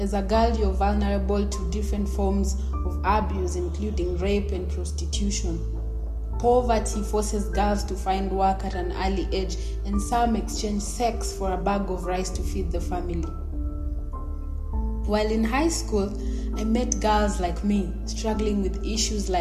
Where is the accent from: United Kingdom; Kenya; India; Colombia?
Kenya; Nairobi; I'm from Kenya. I grew up in Kibera, which is known as East Africa's largest slum.